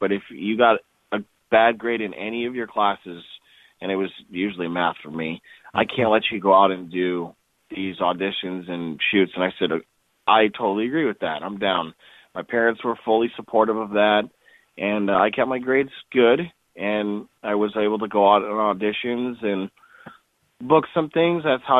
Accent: Wisconsin, United States; I was originally from Wisconsin, and my family came from a cheese-making family.

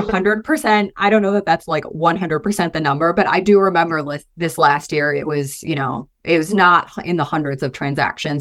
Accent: Michigan, United States; moved away as an adult; now in Boise, United States; I'm originally from Michigan, moved out to Boise, um, in twenty eighteen, twenty nineteen

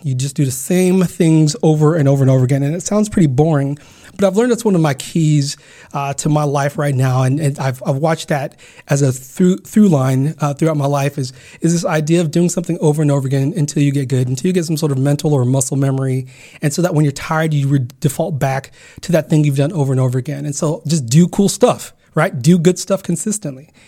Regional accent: Garden Grove, California, United States; also born or lived in Uganda / Carson, California; growing up in Garden Grove, California

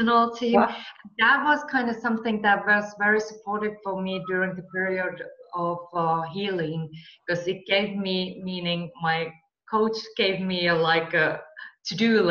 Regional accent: Finland; moved away as an adult; also born or lived in Marbella / California; I'm from Finland and we get really harsh winters

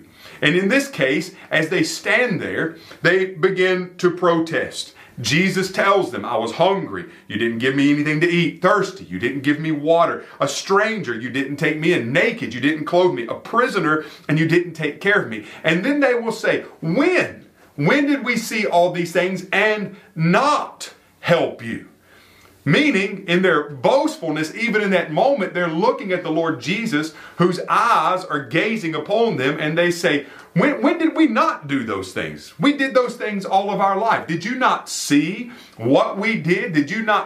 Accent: York, South Carolina, United States; moved away; I was down in my hometown of York, South Carolina

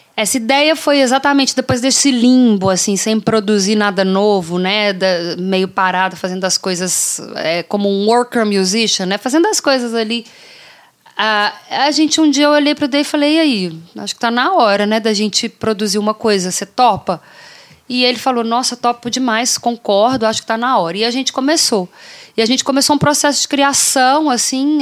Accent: Brazil; now in Canada; eu sou brasileira

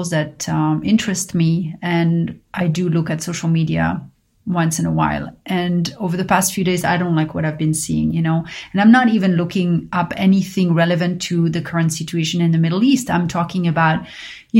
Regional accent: Paris, Île-de-France, France; moved away; growing up in Paris

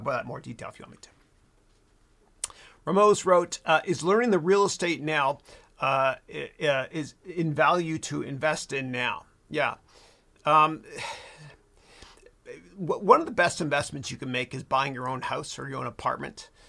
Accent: Mississauga, Ontario, Canada; moved away; my hometown of Mississauga in Canada

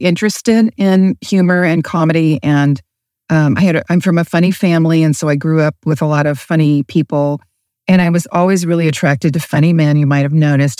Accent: Asheville, North Carolina, United States; moved away as an adult; also born or lived in Charlotte, North Carolina / Los Angeles / Phoenix; I was raised in Asheville, North Carolina, went to Asheville High

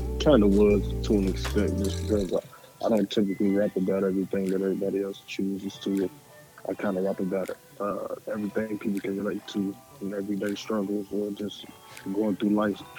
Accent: Louisville, Kentucky, United States; I'm from Louisville, Kentucky.

